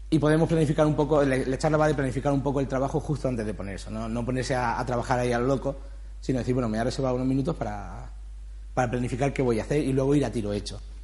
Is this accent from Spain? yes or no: yes; Granada, Andalusia, Spain; yo soy de Granada, hice Bella Arte allí